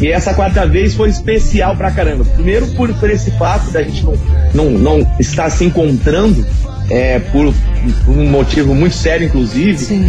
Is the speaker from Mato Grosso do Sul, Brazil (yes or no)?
yes; Ponta Porã, Mato Grosso do Sul, Brazil; also born or lived in Presidente Prudente, São Paulo; eu nasci em Presidente Prudente, interior de São Paulo, e eu cresci em Ponta Porã, no Mato Grosso do Sul